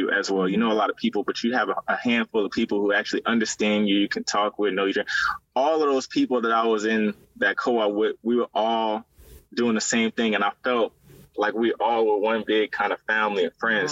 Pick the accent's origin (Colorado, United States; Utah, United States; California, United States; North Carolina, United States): California, United States; moved away; also born or lived in Louisiana; I'm originally from California